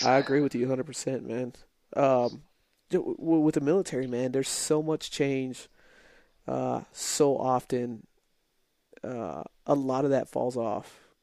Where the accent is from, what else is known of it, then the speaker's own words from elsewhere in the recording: El Paso, Texas, United States; moved away; I'm from uh from El Paso, and uh, so border town